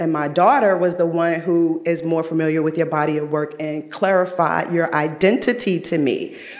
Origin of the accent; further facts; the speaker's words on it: New York City, New York, United States; also born or lived in DMV; now in DMV (Washington metropolitan area), United States; I'm born and raised in Brooklyn, New York.